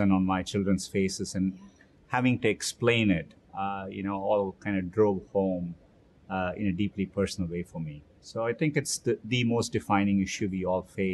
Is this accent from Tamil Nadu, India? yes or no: yes; Chennai, Tamil Nadu, India; moved away as an adult; now in United States; I grew up in Chennai, India